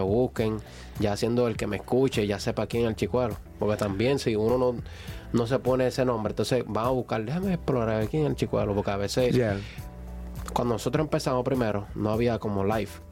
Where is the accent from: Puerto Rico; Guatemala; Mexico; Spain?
Puerto Rico; San Juan; moved away as an adult; now in United States; vengo de San Juan, Puerto Rico. Eh, mis padres son dominicanos, yo me crié en Puerto Rico